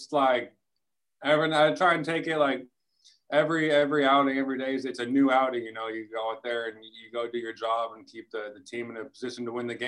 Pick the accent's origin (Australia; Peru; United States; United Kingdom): United States; West Coast; moved away; I'm from the West Coast